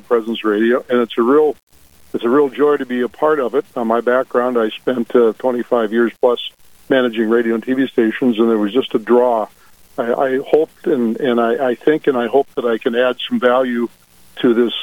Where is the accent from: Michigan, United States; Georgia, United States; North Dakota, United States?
North Dakota, United States; Dickinson; also born or lived in Bismarck, North Dakota / Minot, North Dakota / Fargo, North Dakota; we're from Dickinson. Through my career in media business, we lived in Dickinson, Bismarck, Minot, and Fargo